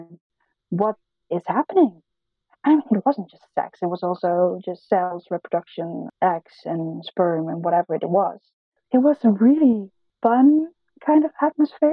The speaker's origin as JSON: {"language": "English", "country": "Netherlands", "second_language": "English", "said": "In the Netherlands, we learn English from a very young age."}